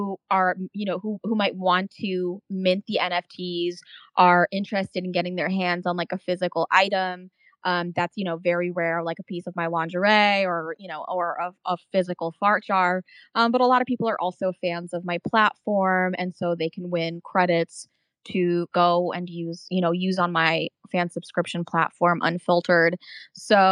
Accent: Czechia; now in United States; I'm actually originally from Czech Republic

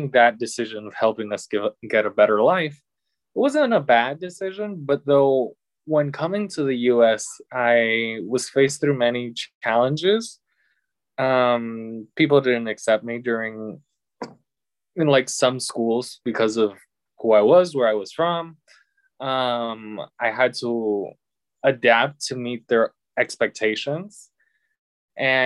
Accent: Puerto Rico; moved away as an adult; my own home place in Puerto Rico.

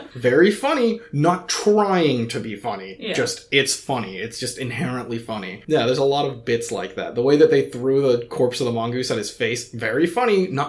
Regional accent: Scotland, United Kingdom; Yeah, I'm Scottish. I hate snakes.

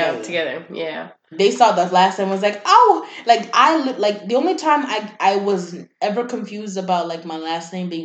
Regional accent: Kenya; moved away; I'm from Kenya

